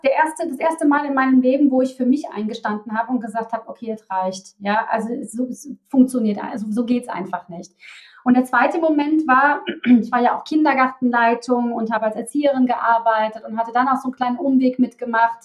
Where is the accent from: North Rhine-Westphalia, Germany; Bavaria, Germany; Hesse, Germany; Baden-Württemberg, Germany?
North Rhine-Westphalia, Germany; Cologne; accent: Kölsch (Cologne dialect); Da kommt auch mein Kölner Dialekt durch.